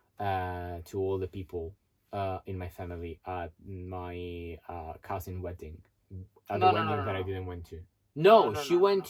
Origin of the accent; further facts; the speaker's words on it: Italy; moved away as an adult; also born or lived in New York; I came back from New York to Italy